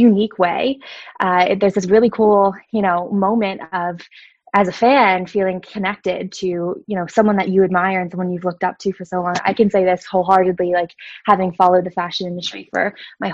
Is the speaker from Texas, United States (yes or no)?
no; Allentown, Pennsylvania, United States; moved away as an adult; also born or lived in New York City; now in New York, United States; I grew up in Lehigh Valley in Allentown, Pennsylvania.